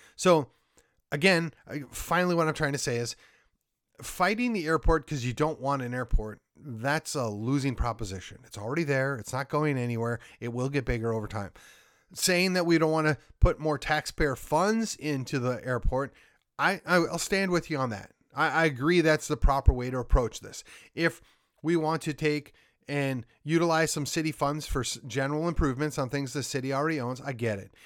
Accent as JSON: {"language": "English", "town": "Milwaukee", "region": "Wisconsin", "country": "United States", "tie": "born or raised there", "moved": "yes", "lives_now": "McKinney, United States", "said": "I grew up just outside of Milwaukee"}